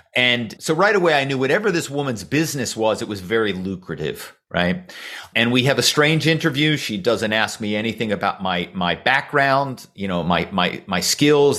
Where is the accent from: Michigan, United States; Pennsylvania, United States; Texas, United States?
Pennsylvania, United States; Philadelphia; I grew up in Philadelphia